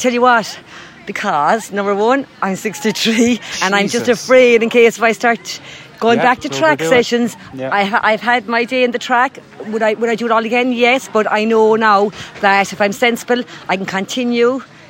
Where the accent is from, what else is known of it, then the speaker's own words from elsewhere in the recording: Ballincollig, Munster, Ireland; I'm from Ballincollig